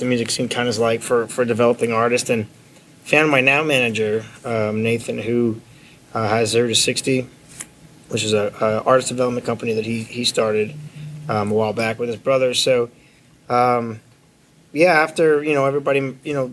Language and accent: English; Montreal, Quebec, Canada; moved away as an adult; now in Nashville, United States; I'm from Montreal, Quebec, Canada.